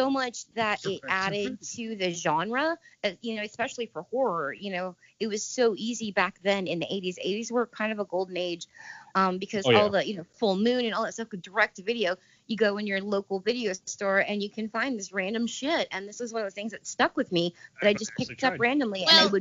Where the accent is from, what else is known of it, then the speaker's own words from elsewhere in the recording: Indianapolis, Indiana, United States; growing up in Indy, you know, there was these mom and pop video stores. My mom worked for a chain. I think there was four of them for like one on each side of town of Indy. And, you know, we were on the west side.